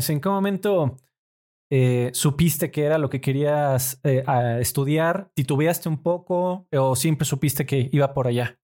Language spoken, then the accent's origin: Spanish; Mexico City, Mexico; born there; Correcto, nací en la Ciudad de México.